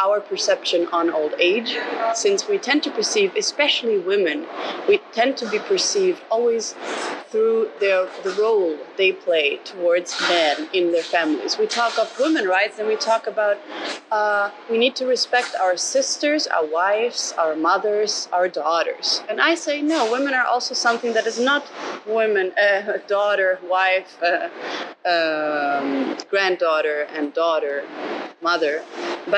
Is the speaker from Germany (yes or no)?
yes; Germany; I grew up always in Germany